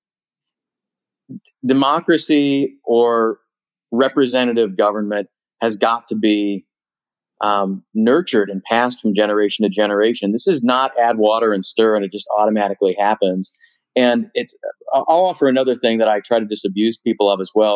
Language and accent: English; Berea, Ohio, United States; moved away as an adult; also born or lived in Cleveland, Ohio / Washington, D.C.; I'm from Berea, Ohio, which is the 19th century grindstone capital of the world